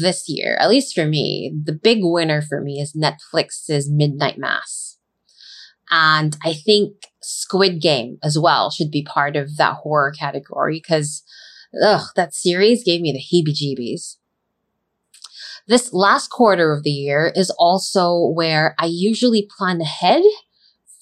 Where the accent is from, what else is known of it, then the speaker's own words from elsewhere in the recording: Philippines; Growing up in the Philippines